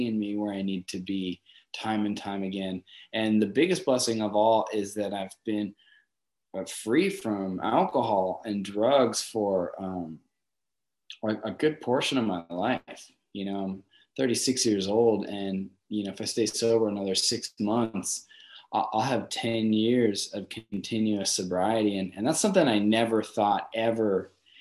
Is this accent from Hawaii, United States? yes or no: no; Torrance, California, United States; also born or lived in Los Angeles; I was born in Torrance